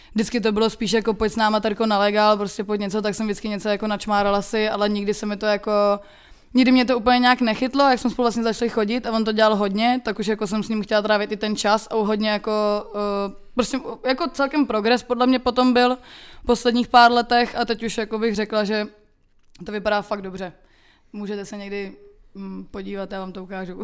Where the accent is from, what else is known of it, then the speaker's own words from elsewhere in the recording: Czechia; u nás v Čechách